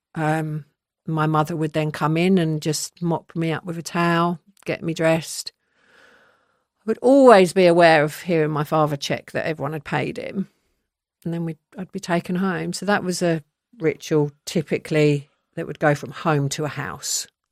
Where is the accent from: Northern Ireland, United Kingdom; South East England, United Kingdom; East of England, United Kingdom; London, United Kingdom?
London, United Kingdom; now in Surrey, United Kingdom; I'm from Southwest London. I spent my first ten years there